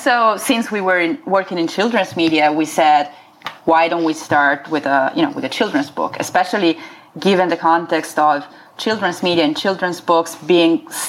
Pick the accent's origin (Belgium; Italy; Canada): Italy; near Florence, Tuscany; moved away as an adult; also born or lived in Milan, Italy / San Francisco, United States; now in Los Angeles, United States; I grew up in Tuscany, in Italy, near Florence, in a small town in the countryside